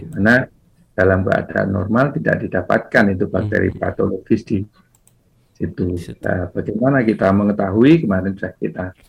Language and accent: Indonesian; Java, Indonesia; kita orang Jawa